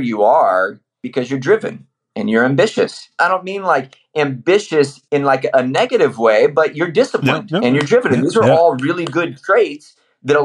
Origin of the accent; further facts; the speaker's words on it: Iowa, United States; moved away; I'm from Iowa originally